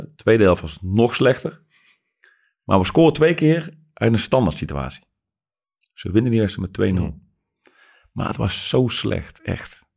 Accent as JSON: {"language": "Dutch", "country": "Netherlands", "said": "als Nederlanders"}